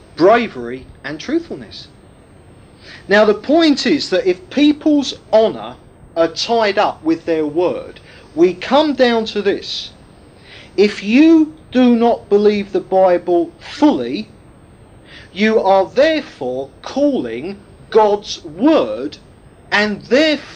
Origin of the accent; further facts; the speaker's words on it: United Kingdom; being British